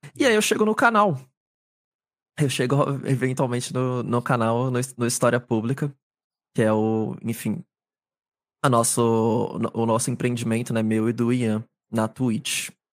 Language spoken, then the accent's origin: Portuguese; São Paulo, Brazil; sou aqui da cidade de São Paulo, capital